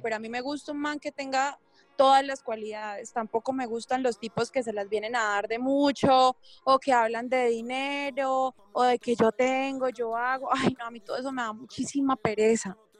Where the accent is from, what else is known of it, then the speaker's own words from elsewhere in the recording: Bucaramanga, Santander, Colombia; now in Bogotá, Colombia; Yo vivo en Bogotá, pero yo soy de Bucaramanga